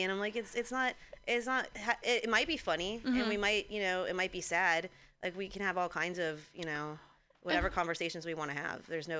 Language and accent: English; Santa Clarita, California, United States; my hometown, I'm from Santa Clarita, outside of LA, and I learned that later on that it's apparently a huge meth place.